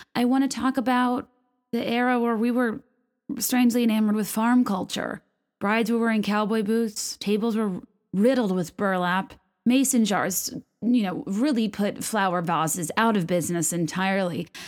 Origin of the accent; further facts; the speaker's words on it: Richmond, Virginia, United States; moved away; my hometown of Richmond